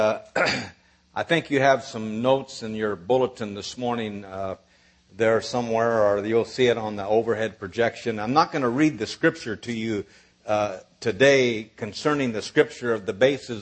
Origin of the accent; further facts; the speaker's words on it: Nebraska, United States; moved away as an adult; also born or lived in South Bend, Indiana; now in Dallas, United States; I was raised in Nebraska